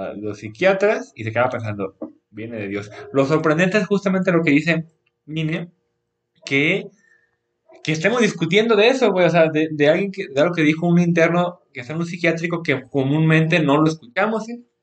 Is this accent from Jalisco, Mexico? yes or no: yes; Jalisco, Mexico; soy de Jalisco